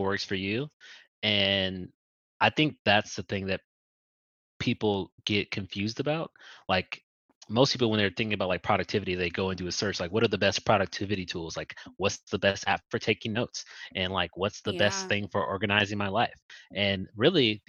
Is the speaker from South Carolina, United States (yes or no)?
no; Compton, California, United States; where I grew up in Compton